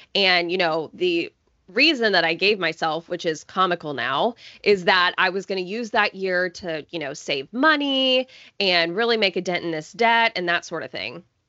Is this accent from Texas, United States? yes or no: yes; Coppell, Texas, United States; now in Houston, United States; I grew up in the suburbs of Dallas, Texas, in a town called Coppell